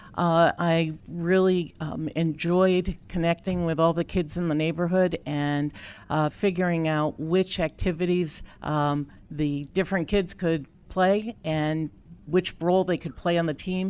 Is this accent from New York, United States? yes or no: yes; Upstate New York, United States; Upstate New York